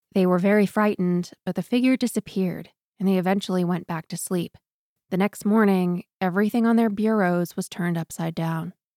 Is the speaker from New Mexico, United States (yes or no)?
no; Newport, Maine, United States; I grew up in Newport